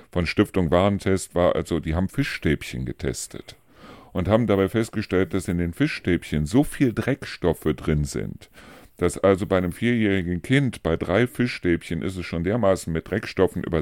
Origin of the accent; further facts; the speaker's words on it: Neuss, North Rhine-Westphalia, Germany; da gibt es also eine Stelle in Neus-Reuschenberg, wo ich herkomme, wo also so ein kleiner Wasserfall irgendwie runterführt